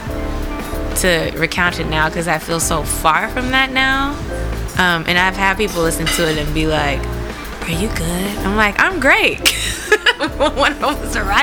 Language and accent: English; United States; I'm American